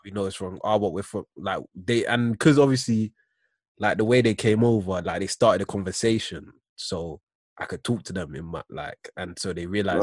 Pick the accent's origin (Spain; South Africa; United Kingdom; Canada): United Kingdom; also born or lived in United States; I'm British